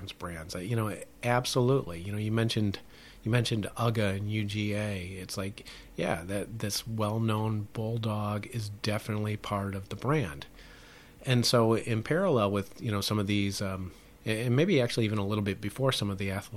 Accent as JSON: {"language": "English", "region": "Midwest", "country": "United States", "tie": "born or raised there", "said": "I grew up in the Midwest"}